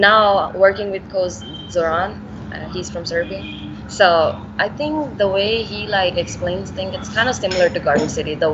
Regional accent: Bhilai, Chhattisgarh, India; English is a second language; Yeah, I'm from Bhilai, Chhattisgarh.

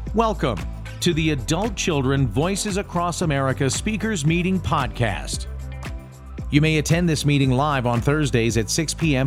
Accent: Omaha, Nebraska, United States; also born or lived in Spain; now in Los Angeles, United States; I grew up in Omaha, Nebraska

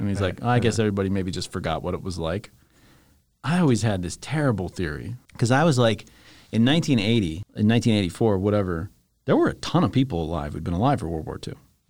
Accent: Virginia, United States; but they're landing in Northern Virginia. So it's like my hometown in this video game.

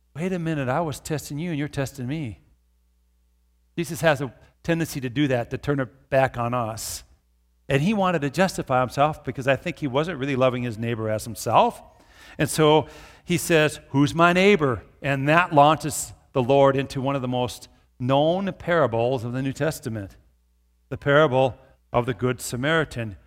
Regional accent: Brooklyn Park, Minnesota, United States; now in Brookings, United States; I grew up in Brooklyn Park by the Twin Cities

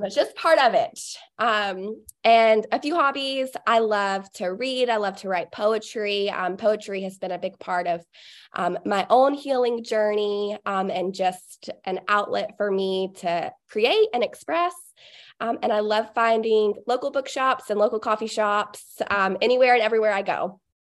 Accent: Cartersville, Georgia, United States; my hometown is Cartersville

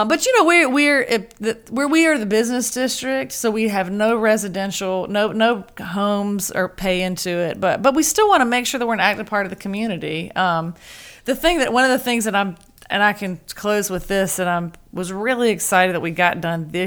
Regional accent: South Georgia, United States; moved away; I'm from South Georgia originally, so I go down to South Georgia a lot.

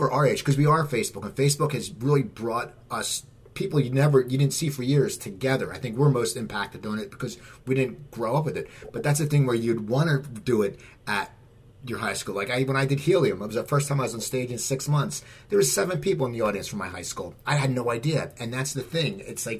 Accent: New Jersey, United States; moved away; because we're all from South Jersey

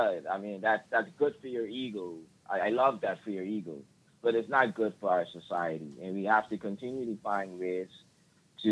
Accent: Turks & Caicos Islands; I'm from the Turks and Caicos Islands, which is right off the peninsula of Florida.

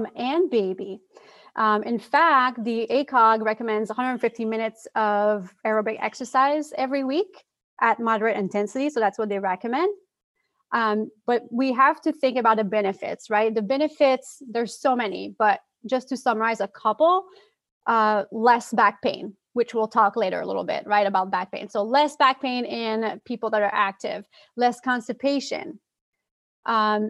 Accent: Quebec City, Quebec, Canada; accent: French; first language French; English is a second language; moved away; I am actually originally from Quebec City, Canada. So if you hear my French accent, it's because my first language is French

